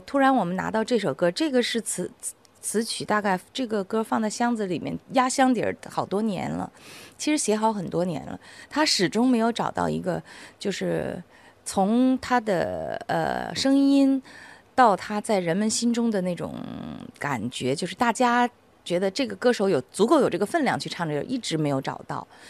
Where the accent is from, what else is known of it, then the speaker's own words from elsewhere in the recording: China; 我们内地人